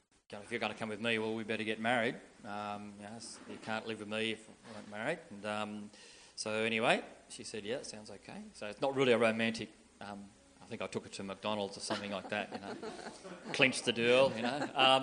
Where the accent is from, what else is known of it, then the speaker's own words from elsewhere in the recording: Leeton, New South Wales, Australia; I grew up in Leeton. I could tell you when, quite some time ago. I grew up on a farm.